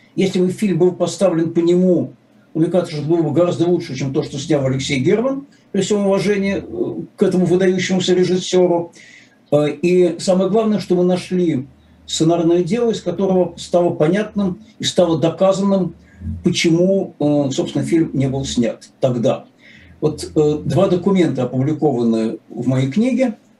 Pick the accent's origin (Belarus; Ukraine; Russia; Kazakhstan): Russia; Saint Petersburg